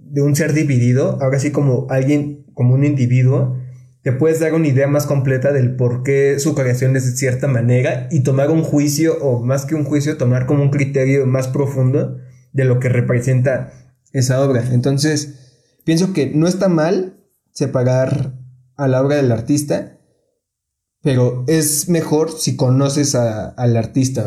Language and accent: Spanish; Mexico; aquí en México